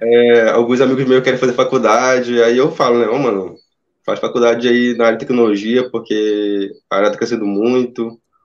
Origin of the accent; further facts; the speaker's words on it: Itacoatiara, Amazonas, Brazil; Eu sou aqui do Amazonas, eu tô na cidade de Itacoatiara